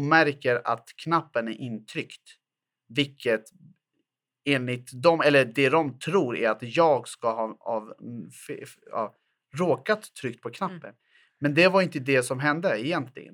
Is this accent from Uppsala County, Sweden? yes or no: no; Botkyrka, Stockholm County, Sweden; Jag är född och uppvuxen i Fittja, en ort i Botkyrka som ligger söder Eh, söder om Stockholm